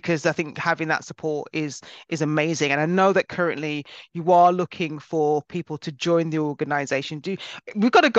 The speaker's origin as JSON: {"language": "English", "country": "United Kingdom", "tie": "born or raised there", "said": "I was actually born in Britain and my family are from Jamaica"}